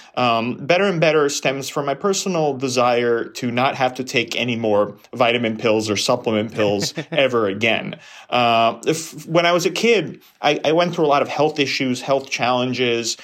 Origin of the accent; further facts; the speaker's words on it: New York, United States; I grew up in New York